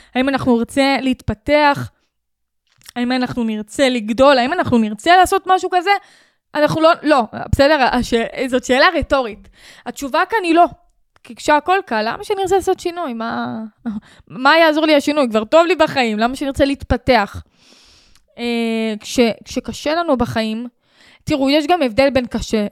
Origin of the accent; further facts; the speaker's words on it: Sharon plain, Israel; אני מהשרון עברתי חרם 13 שנה מגיל 6